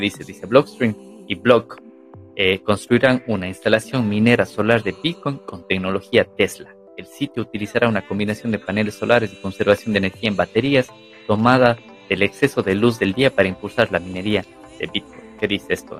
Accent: Ecuador; now in Europe; yo soy de Ecuador, y vivo en Europa

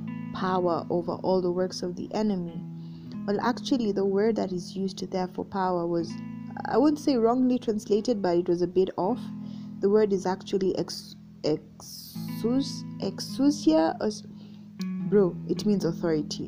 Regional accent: Kenya; I'm Kenyan, so President Uhuru is our president

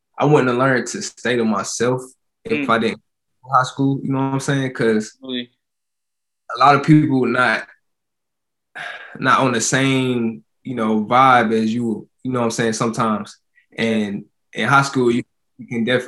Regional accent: Durham, North Carolina, United States; also born or lived in Burlington, North Carolina / Greensboro, North Carolina; I was born and raised halfway in Durham, North Carolina.

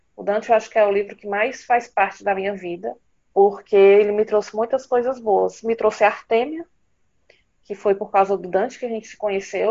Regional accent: Northeast Region, Brazil; eu sou brasileira, eu sou nordestina

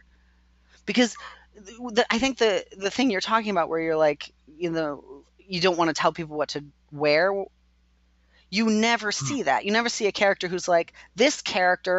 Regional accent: United States; an American

